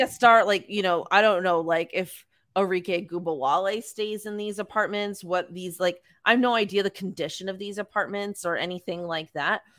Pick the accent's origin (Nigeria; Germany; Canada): Canada; we're Canadian